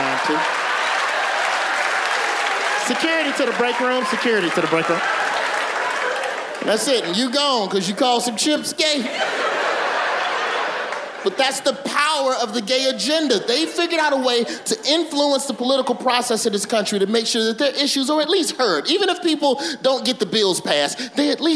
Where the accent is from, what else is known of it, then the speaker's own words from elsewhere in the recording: Birmingham, Alabama, United States; I'm from Birmingham